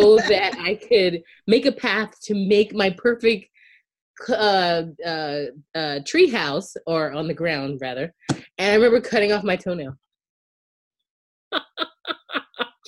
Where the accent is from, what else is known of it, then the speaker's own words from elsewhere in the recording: outside of Charleston, Charleston County, South Carolina, United States; I grew up in outside of Charleston in Charleston County in South Carolina